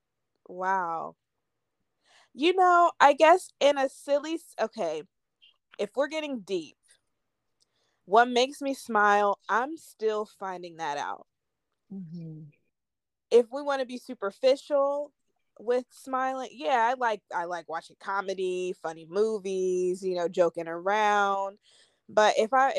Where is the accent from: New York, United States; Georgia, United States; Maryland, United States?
Georgia, United States; also born or lived in Philadelphia, Pennsylvania / Virginia; I grew up mostly in Georgia, Virginia, for a period of my really young life. My dad was in the military